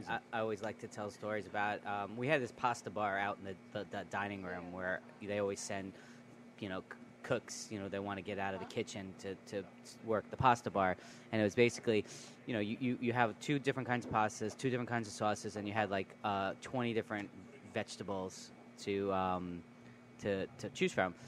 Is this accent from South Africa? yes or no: no; New York, United States; I grew up in New York, uh, the, uh, in in the Bronx, the Boogie Down